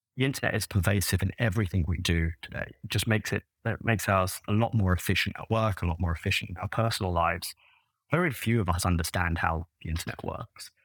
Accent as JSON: {"language": "English", "region": "London", "country": "United Kingdom", "tie": "born or raised there", "moved": "as an adult", "lives_now": "United States", "said": "I grew up in London originally. That sort of, uh, tells in my voice."}